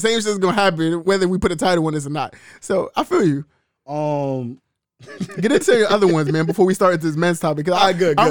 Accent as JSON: {"language": "English", "town": "New York City", "region": "New York", "country": "United States", "said": "I'm from East New York."}